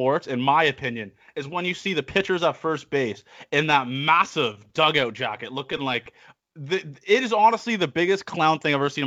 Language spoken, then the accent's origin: English; Canada; I'm a Canadian